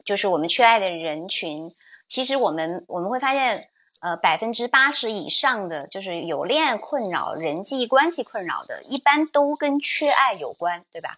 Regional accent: China; 可能我们中国人其实缺少的是什么呢？

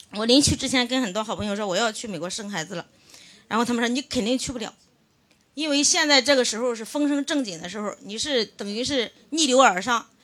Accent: Shouguang, Shandong, China; moved away as an adult; now in Shanghai, China; 山东寿光人

